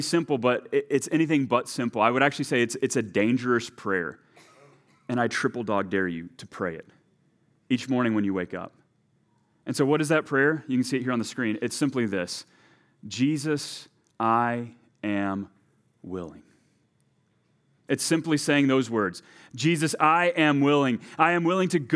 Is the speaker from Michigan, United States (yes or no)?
no; Texas, United States; now in Delano, United States; my home country of Texas